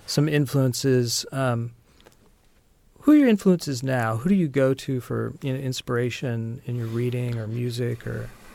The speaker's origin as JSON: {"language": "English", "area": "Orange County", "region": "California", "country": "United States", "tie": "born or raised there", "said": "I grew up in Orange County, California"}